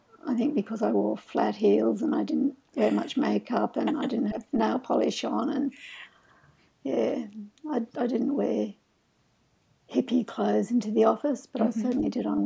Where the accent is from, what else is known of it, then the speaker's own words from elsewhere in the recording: Australia; also born or lived in Boston suburb; I was from Australia